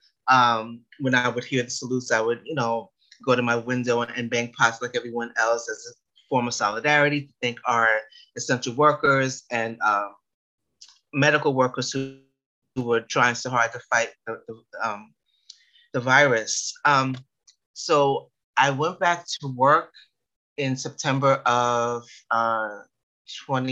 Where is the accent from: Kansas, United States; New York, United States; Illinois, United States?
New York, United States; New York City; I was born and raised in the Bronx